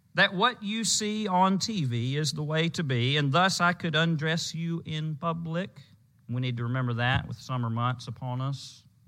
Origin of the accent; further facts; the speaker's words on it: Louisiana, United States; When I was growing up in Louisiana